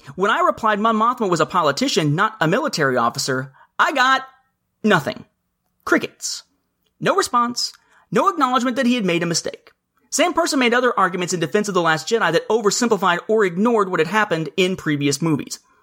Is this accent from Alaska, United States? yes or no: no; Evansville, Indiana, United States; now in Atlanta metro area, United States; my hometown of Evansville, Indiana